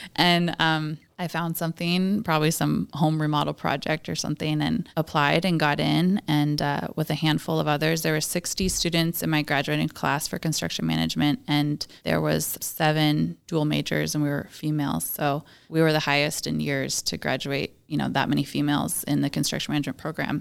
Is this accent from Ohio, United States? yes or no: no; Washington, United States; I'm pretty much born and raised in Washington